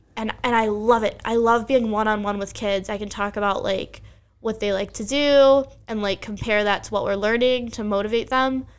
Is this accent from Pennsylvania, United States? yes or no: yes; Bucks County, Pennsylvania, United States; I grew up in Bucks County, Pennsylvania